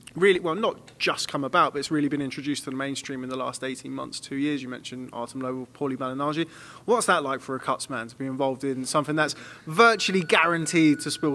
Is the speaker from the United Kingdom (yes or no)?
yes; United Kingdom; as a British boxing fan